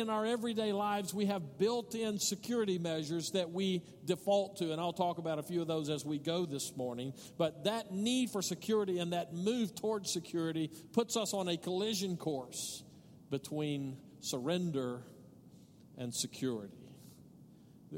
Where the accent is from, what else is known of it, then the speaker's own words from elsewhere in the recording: Odessa, Texas, United States; now in El Paso, United States; I grew up in Odessa